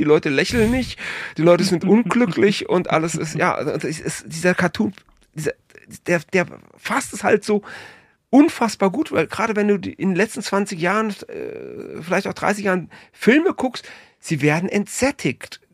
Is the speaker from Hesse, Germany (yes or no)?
yes; Frankfurt, Hesse, Germany; Ich bin, ich bin Frankfurter